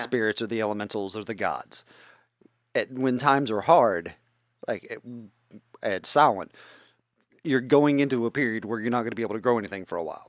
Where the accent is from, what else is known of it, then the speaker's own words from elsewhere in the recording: West Virginia, United States; accent: West Virginian hick; My native language is West Virginian hick